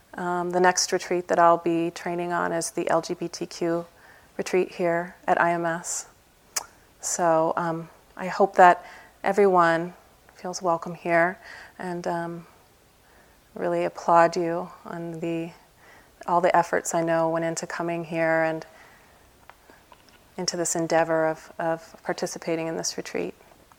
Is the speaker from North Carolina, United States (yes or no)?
no; Berkeley, California, United States; I'm from Berkeley, California